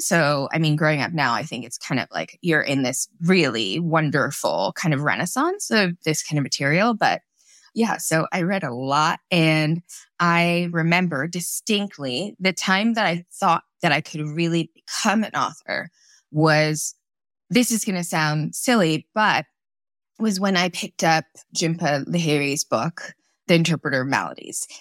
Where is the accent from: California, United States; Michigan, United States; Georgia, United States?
California, United States; Torrance; also born or lived in Kolkata, India; So I grew up in Southern California, in Torrance